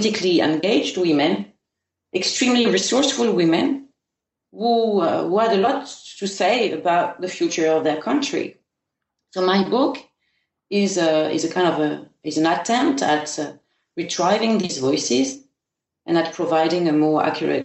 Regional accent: Paris, Île-de-France, France; moved away as an adult; also born or lived in Afghanistan; I moved away from my hometown, from Paris

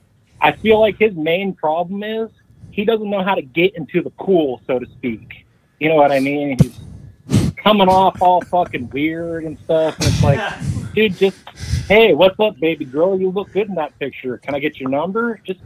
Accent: Seattle, Washington, United States; I'm from Seattle, but. I'm the furthest thing from Irish

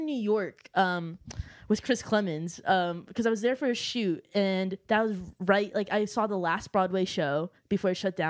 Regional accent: Ottawa, Ontario, Canada; I'm from Ottawa.

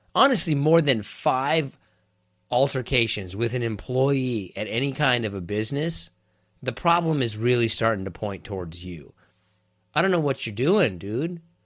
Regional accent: Kansas, United States; I'm from Kansas

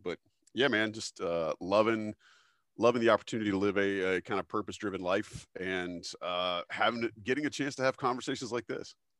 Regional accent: Fayetteville, North Carolina, United States; I came from Fayetteville, North Carolina, which is very much like Southern, um, medium-sized

